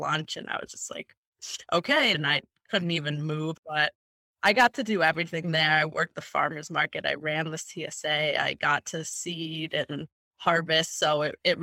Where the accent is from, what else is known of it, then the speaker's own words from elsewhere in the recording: Buffalo, New York, United States; moved away as an adult; also born or lived in Hartford, Connecticut; now in Rhode Island, United States; I'm originally from Buffalo, New York, and I left there to go to college in Hartford, Connecticut.